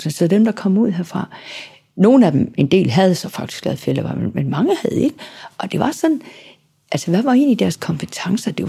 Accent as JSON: {"language": "Danish", "region": "Southern Denmark", "country": "Denmark", "said": "selvom jeg er sønderjyde, så har Sønderjylland jo været Danmark nu i mange år efterhånden. Og øhm, jeg taler jo helt klart et dansk, som er præget af, at jeg ikke er fra København."}